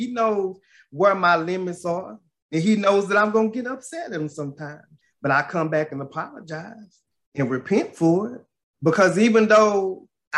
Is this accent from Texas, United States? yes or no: yes; Paris, Texas, United States; my hometown of Paris, Texas